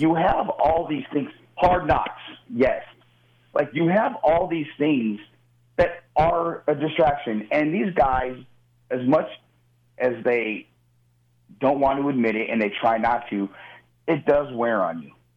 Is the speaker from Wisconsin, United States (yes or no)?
no; Southern California, United States; moved away as an adult; also born or lived in Los Angeles, United States; now in Las Vegas, United States; Growing up in Southern California in, in the 80s and 90s